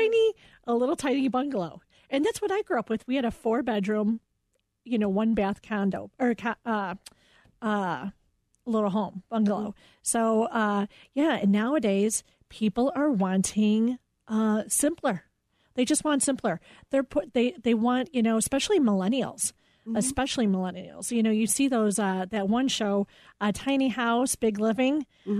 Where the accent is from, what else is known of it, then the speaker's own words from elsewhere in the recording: Oak Park, Illinois, United States; I'm from Oak Park.